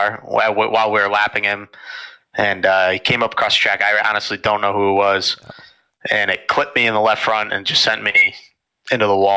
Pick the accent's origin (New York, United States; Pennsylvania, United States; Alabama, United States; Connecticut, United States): Connecticut, United States; Stafford; I'm from Stafford, Connecticut.